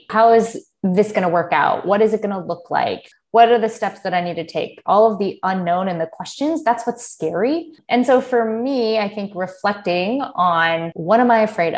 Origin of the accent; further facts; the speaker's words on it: United States; I was born and raised in the United States. My family is Armenian